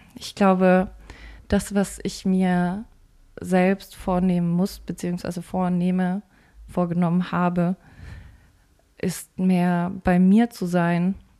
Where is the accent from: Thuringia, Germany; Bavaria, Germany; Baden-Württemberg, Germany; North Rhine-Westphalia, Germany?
Bavaria, Germany; ich komme aus Bayern